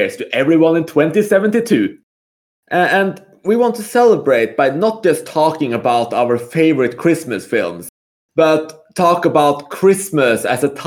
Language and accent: English; Norway; moved away as an adult; now in Malta; me specifically as the resident Norwegian